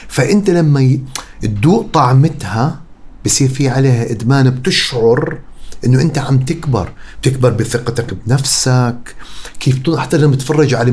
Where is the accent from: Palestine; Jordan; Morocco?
Jordan; Amman, Amman Governorate; also born or lived in Qatar; لا انا كبرت بقطر وبعدين بالاردن اوكي انا عيش ربيت بالويبدي انا جبل بحبه بحبه بحبه كثير